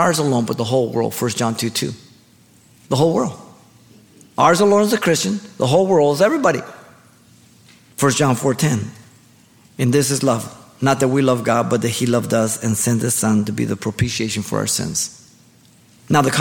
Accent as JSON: {"language": "English", "country": "Mexico", "tie": "born or raised there", "moved": "yes", "lives_now": "United States", "said": "I was raised in Mexico and I lived there and then I came to the United States"}